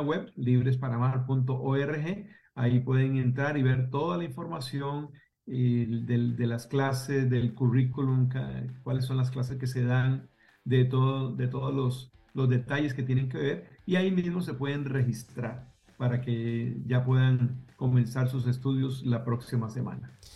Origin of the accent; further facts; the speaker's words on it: Costa Rica; now in Pembroke Pines, United States; mi esposa, yo y nuestros hijos somos originarios de Costa Rica